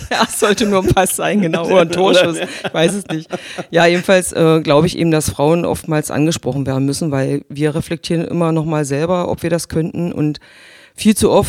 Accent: Magdeburg, Saxony-Anhalt, Germany; also born or lived in Gardelegen; Nein, ich bin in der Altmark in Gardelingen geboren. Ja. Mm, das hört man nicht mehr. Also ich spreche, glaube ich, nicht mehr so wirklich deutlich klar wie die Altmerker. Bin aber 1970 schon nach Magdeburg gekommen.

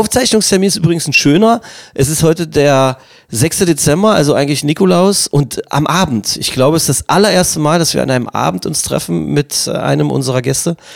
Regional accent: Magdeburg, Saxony-Anhalt, Germany; weil ich es einfach als Magdeburger Junge findet man das, und also als Magdeburger Kind wahrscheinlich sowieso, egal ob Mädchen oder Junge

